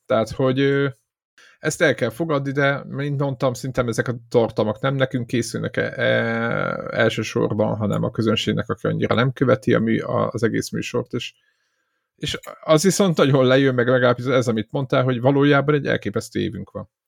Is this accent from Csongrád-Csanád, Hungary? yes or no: yes; Szeged, Csongrád-Csanád, Hungary